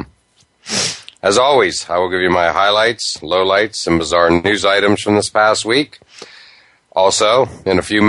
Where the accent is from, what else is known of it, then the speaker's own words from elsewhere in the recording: Western Pennsylvania, United States; I grew up in Western Pennsylvania